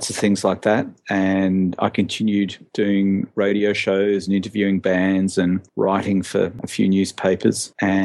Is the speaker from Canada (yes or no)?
no; Western Australia, Australia; I was raised in Western Australia